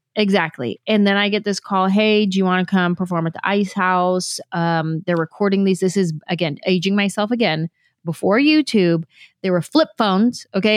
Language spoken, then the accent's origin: English; San Jose, California, United States; moved away as an adult; I grew up in San Jose, there's a huge Vietnamese population in San Jose